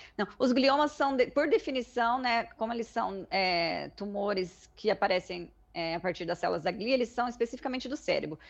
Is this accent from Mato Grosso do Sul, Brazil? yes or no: yes; Mato Grosso do Sul, Brazil; moved away as an adult; also born or lived in United States; now in Ribeirão Preto, Brazil; sou originalmente de Mato Grosso do Sul, me mudei para cá para cursar a faculdade